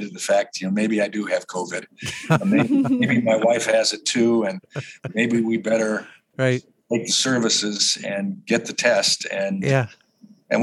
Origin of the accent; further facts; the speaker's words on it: Chicago, Illinois, United States; moved away; I grew up in Chicago